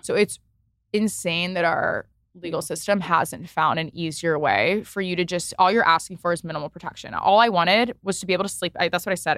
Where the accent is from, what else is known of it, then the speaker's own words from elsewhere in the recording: East Coast, United States; also born or lived in Los Angeles; now in New York, United States; I'm from the East Coast originally.